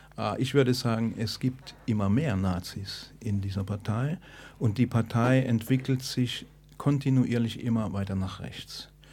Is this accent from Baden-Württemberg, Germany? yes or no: yes; Stuttgart, Baden-Württemberg, Germany; ich komme aus Stuttgart